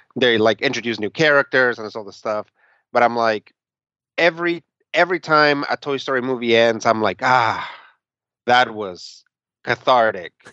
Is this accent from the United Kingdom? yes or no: no; Mexico City, Mexico; moved away; I was born in Mexico City. I lived there for a good part of my childhood